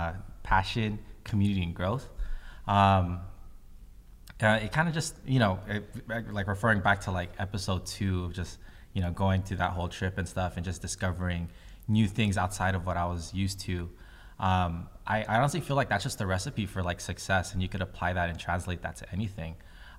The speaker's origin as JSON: {"language": "English", "country": "Philippines", "said": "I'm Filipino. And like one of the biggest things about being Filipino is community"}